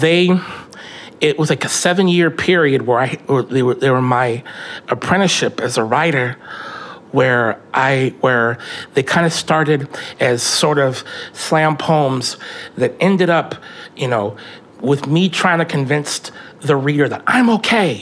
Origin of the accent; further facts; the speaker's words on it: Tacoma, Washington, United States; growing up in Hilltop in the 90s